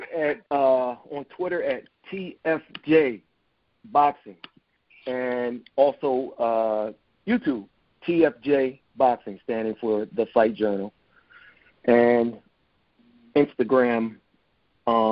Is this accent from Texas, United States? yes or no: no; Camden, New Jersey, United States; moved away; originally from Camden, New Jersey.